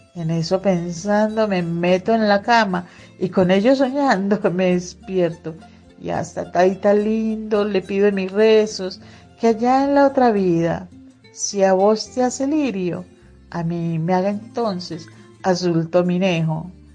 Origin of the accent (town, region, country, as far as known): Magdalena Medio, Colombia; born or raised there